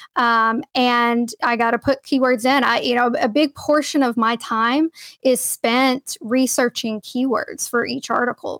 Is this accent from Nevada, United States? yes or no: no; Cookeville, Tennessee, United States; moved away as an adult; also born or lived in Edwardsville, Illinois; I started out at, uh, Tennessee Tech University in my hometown in Cookville, Tennessee